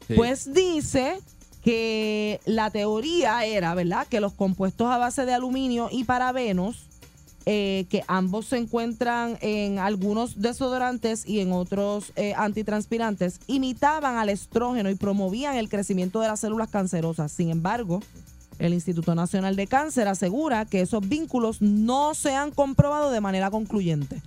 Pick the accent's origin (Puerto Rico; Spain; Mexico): Puerto Rico